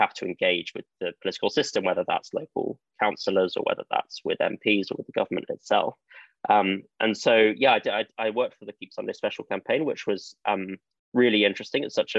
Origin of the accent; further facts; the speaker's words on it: China; But I think growing up in China and being in the church there meant that I encountered a very real and active form of faith